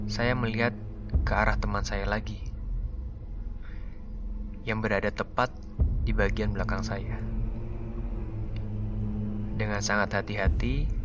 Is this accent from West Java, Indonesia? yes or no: yes; Karawang, West Java, Indonesia; Halo, perkenalkan … Saya berasal dari Karawang.